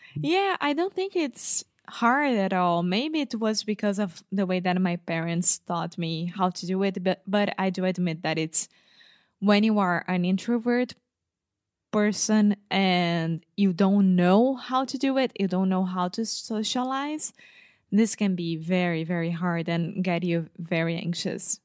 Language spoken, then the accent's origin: English; Brazil; I'm from Brazil, 29 years old